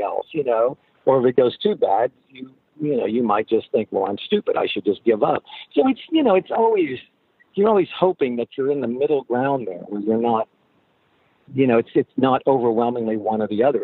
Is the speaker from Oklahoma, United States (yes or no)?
yes; Oklahoma, United States; We're, you know, we're from Oklahoma